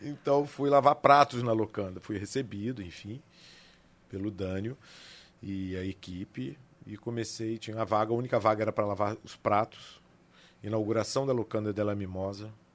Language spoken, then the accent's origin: Portuguese; Areal, Rio de Janeiro, Brazil; eu sou nascido e criado na cidade de Areal